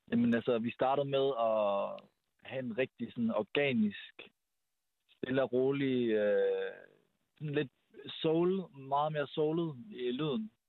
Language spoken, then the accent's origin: Danish; Aarhus, Central Denmark Region, Denmark; now in Copenhagen, Denmark; Vi er en R&B-duo, der består af producer … og sangskriver …, og vi bor i København. Vi er oprindeligt fra Aarhus